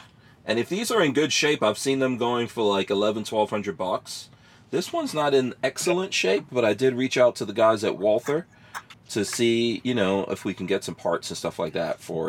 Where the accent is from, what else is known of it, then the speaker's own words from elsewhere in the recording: New York City, New York, United States; moved away; I grew up in New York.